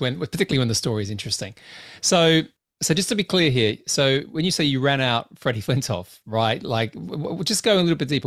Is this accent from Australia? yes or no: yes; Australia; I'm an Australian